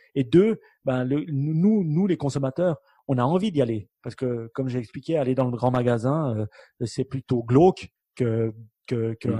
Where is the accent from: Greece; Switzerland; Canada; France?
Switzerland; en tant que bon Suisse